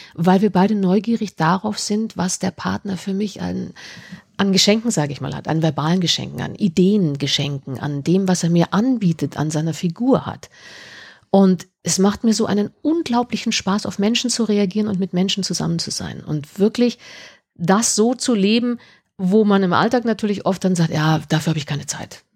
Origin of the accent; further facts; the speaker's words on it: Munich, Bavaria, Germany; seit drei, vier Jahren bei uns in München